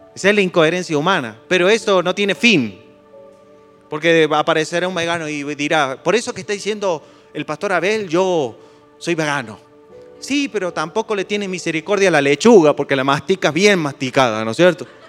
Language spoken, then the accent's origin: Spanish; Argentina; yo me siento argentino, pero es una casualidad que sea argentino